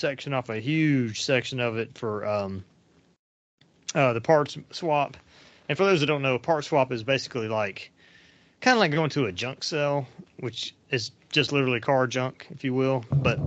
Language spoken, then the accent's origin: English; Commerce, Georgia, United States; I grew up kind of around the Atlanta Dragway or whatever it was called, Atlanta Dragway, I guess, that was in Commerce